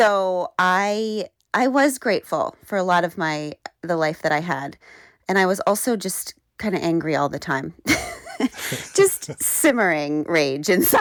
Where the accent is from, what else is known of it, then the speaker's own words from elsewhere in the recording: Burke, Virginia, United States; I grew up, in Burke, Virginia